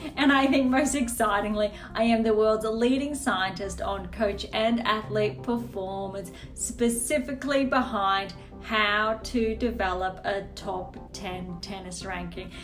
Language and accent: English; Australia; as an Australian